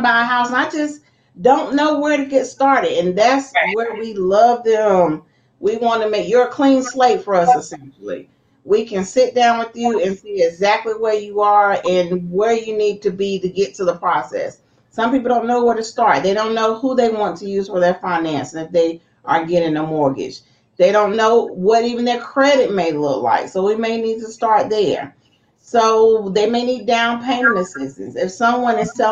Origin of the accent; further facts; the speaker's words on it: Lexington, North Carolina, United States; now in Greensboro, United States; So I'm originally from Lexington, North Carolina, the barbecue capital, but I've been here long enough